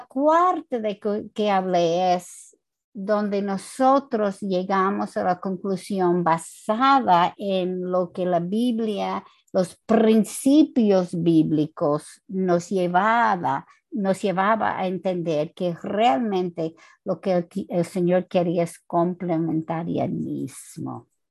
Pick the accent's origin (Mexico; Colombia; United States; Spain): United States; Spanish is a second language; moved away as an adult; also born or lived in New Jersey, United States; now in Santo Domingo, Dominican Republic; yo no soy latina, ah, yo soy americana